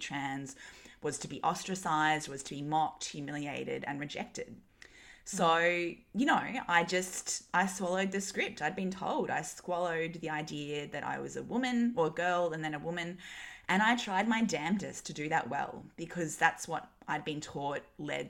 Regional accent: Newcastle, New South Wales, Australia; I grew up in Newcastle in the 90s and early 2000s. It was a super like white, straight, you know, kind of Aussie white bread culture

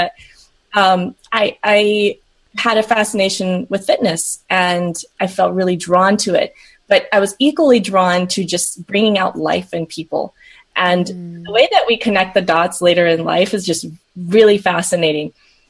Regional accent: Southern United States, United States; also born or lived in Peru; I'm originally from Peru. And moved to the States with my brother and parents when I was really young. So I grew up in the South and the Midwest.

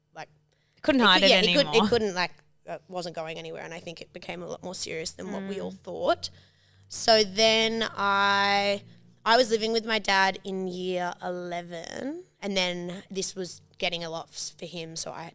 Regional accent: Sydney, New South Wales, Australia; also born or lived in New York; now in Sydney, Australia; grew up in Sydney. We grew up in like Vaucluse and then Watson's Bay. We moved around a bit

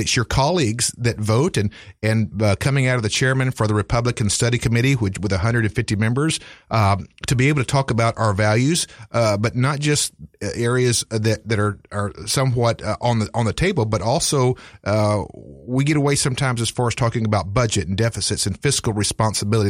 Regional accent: Greensboro, North Carolina, United States; my hometown of, uh, Greensboro

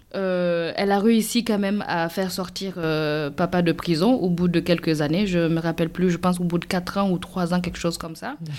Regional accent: Burkina Faso; now in France; je serais retournée chez moi au Burkina

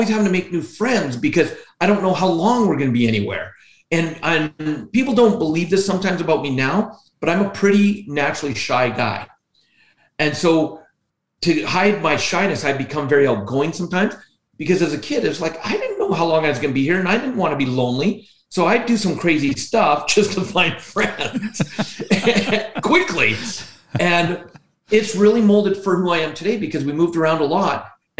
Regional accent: British Columbia, Canada; born there; Yeah, I was born in British Columbia, the province of British Columbia.

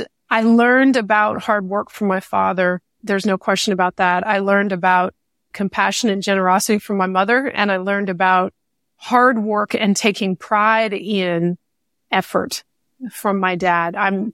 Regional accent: Waco, Texas, United States; born there; I was born in Waco, Texas, moved around a lot as a child.

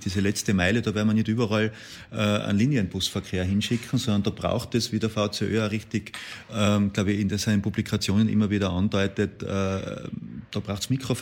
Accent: Tyrol, Austria; aus meinem Heimatland Tirol

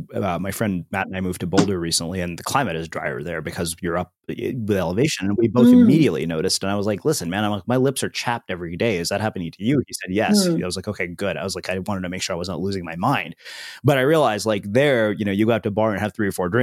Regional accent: India; It was like, I'm Indian. Our entire diet is carbs.

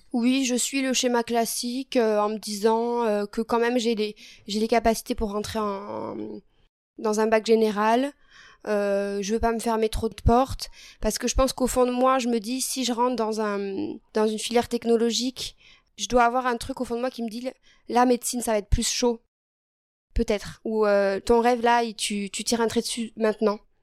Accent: Figeac, Occitania, France; j'ai grandi à Figeac dans le Lot.

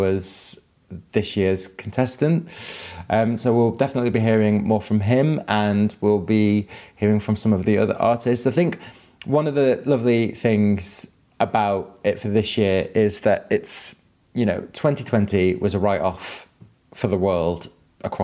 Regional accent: Manchester, North West England, United Kingdom; also born or lived in Ireland; I grew up in Manchester

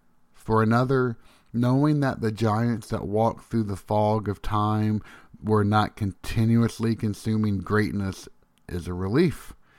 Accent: Tennessee, United States; When I was a boy growing up in Tennessee, one summer night I found myself on the back porch looking at the stars.

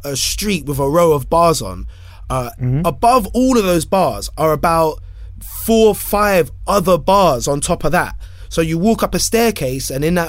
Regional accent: London, United Kingdom; I'm from London

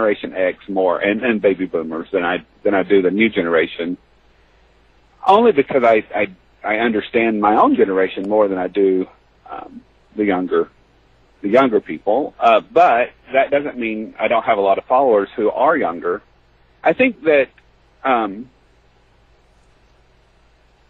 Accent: Tennessee, United States; I'm from the South, I'm from Tennessee

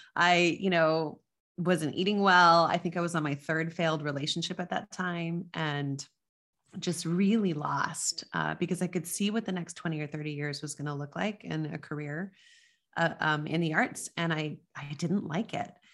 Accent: Las Cruces, New Mexico, United States; moved away; I grew up in Las Cruces, New Mexico, which is on the border near El Paso, Texas.

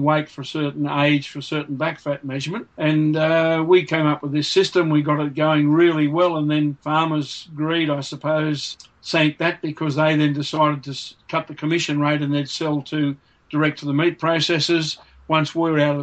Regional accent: Grenfell, New South Wales, Australia; when I was growing up in Grenfell and I took over the family business

